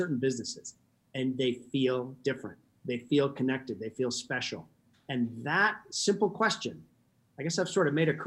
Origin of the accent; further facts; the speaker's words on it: Alaska, United States; I grew up in Alaska.